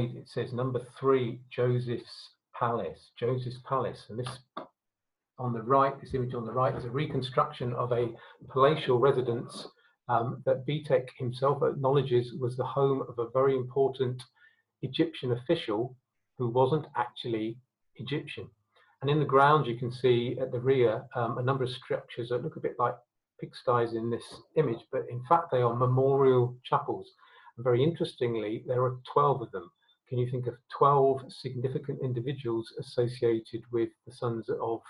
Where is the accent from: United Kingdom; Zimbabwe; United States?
Zimbabwe; Harare; my birth certificate says I was born in Salisbury, Rhodesia, but my passport says I was born in Harare, Zimbabwe.